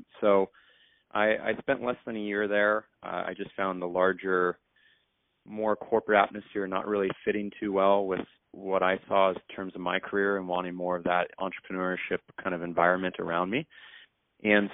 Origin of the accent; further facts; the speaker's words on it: San Diego, California, United States; San Diego, California